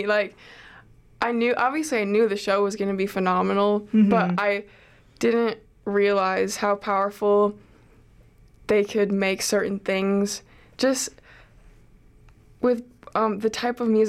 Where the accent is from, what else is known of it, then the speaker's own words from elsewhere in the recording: Minneapolis, Minnesota, United States; now in Chicago, United States; I'm from Minneapolis